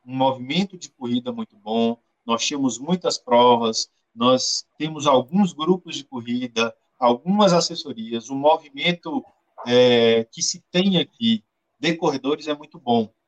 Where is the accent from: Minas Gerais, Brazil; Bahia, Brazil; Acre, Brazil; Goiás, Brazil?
Bahia, Brazil; Vitória da Conquista; É, Marco, eu sou de Vitória da Conquista, que é uma cidade do interior da Bahia, é a terceira maior cidade da Bahia.